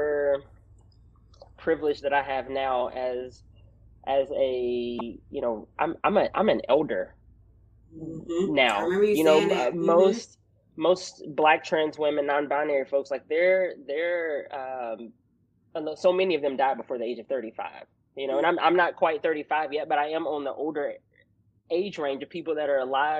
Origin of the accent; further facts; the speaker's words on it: Arkansas, United States; accent: country; as a Black kid growing up in Arkansas